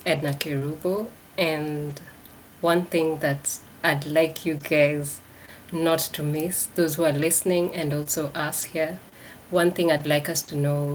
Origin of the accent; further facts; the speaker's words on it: Nairobi, Kenya; I was born in Nairobi.